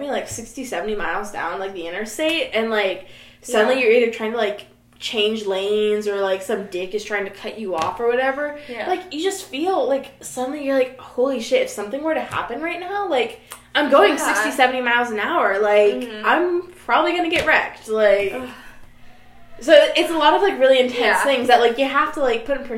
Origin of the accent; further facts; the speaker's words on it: near Atlanta, Georgia, United States; moved away; my hometown is maybe, like, 30 minutes away from Atlanta.